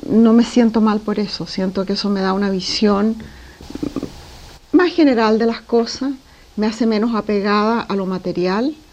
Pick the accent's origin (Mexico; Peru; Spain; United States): Peru; Lima; born there; also born or lived in Chile; Nací en Lima, mi padre abandonó a mi madre, nos vinimos a Chile, después mi mamá se casó con un diplomático, fuimos viajando por el mundo.